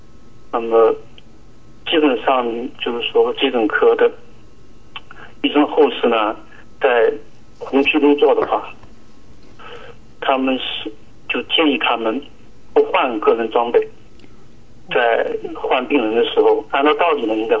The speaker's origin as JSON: {"language": "Chinese", "town": "Quzhou", "region": "Zhejiang", "country": "China", "moved": "yes", "lives_now": "New Zealand", "said": "我来自中国大陆。"}